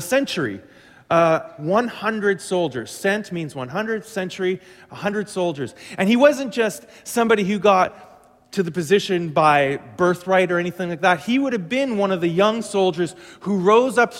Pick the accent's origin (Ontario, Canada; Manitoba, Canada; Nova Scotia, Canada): Manitoba, Canada; Glenlea; my farm that I grew up on was in Glen Lee, right on Highway 75